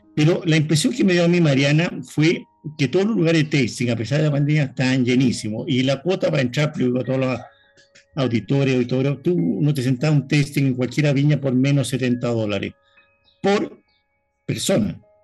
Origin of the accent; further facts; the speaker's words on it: Chile; yo soy chileno